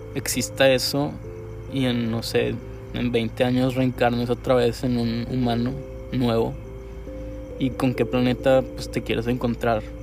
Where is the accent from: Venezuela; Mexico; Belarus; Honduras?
Mexico; Monterrey, Nuevo León; soy un artista regiomontano